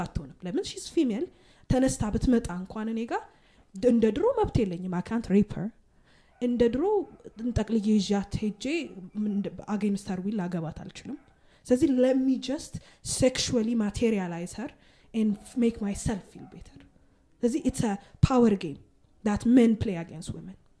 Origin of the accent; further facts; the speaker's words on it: Addis Ababa, Ethiopia; ሴቶች አዲስ አበባ ውስጥ ተወልደን